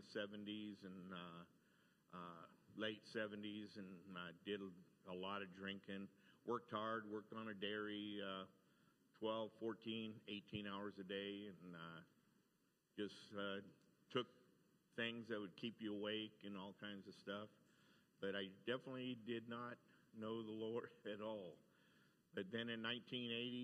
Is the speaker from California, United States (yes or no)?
yes; Fresno, California, United States; I was born in Fresno, California.